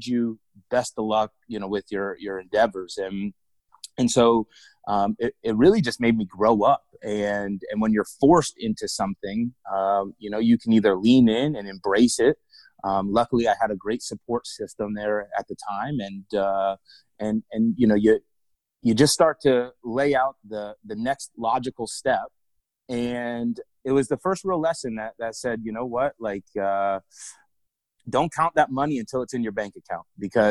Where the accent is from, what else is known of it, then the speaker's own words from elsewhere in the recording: South Florida, United States; I'm from South Florida originally. You know, grew up an athlete playing soccer, hockey, football